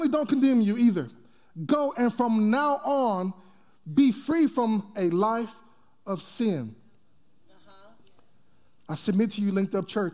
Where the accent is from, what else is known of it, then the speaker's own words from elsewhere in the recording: Texas, United States; I'm from Texas